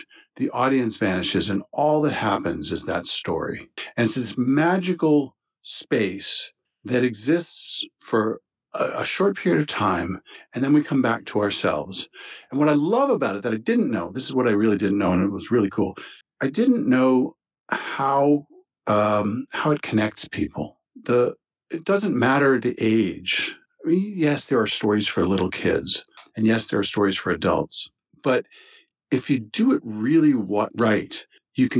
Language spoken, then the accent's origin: English; Maryland, United States; now in Rhode Island, United States; I grew up in Maryland and had moved to Rhode Island